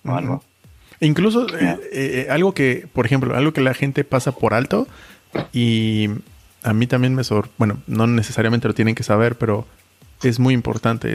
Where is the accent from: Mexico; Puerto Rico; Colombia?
Mexico; moved away; also born or lived in Germany; como mexicano